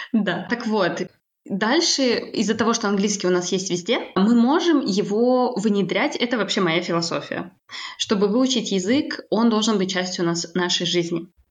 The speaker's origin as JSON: {"language": "Russian", "country": "Kazakhstan", "tie": "born or raised there", "moved": "as an adult", "lives_now": "France", "said": "Я родилась э, в Казахстане, и там же я училась э, на переводчика"}